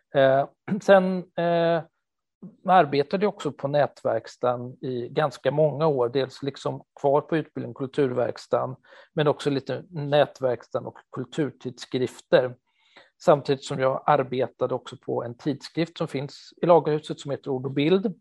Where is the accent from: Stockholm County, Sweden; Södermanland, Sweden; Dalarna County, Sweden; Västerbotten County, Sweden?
Stockholm County, Sweden; Stockholm; moved away as an adult; now in Gothenburg, Sweden; jag är en 48-årig stockholmare som har bott i Göteborg i 20 år nu